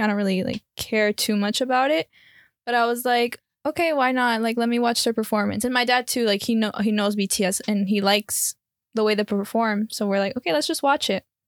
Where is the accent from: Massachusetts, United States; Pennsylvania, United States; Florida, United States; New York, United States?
Florida, United States; Miami; moved away; born and raised in Miami, Florida, but my background is Colombian and Peruvian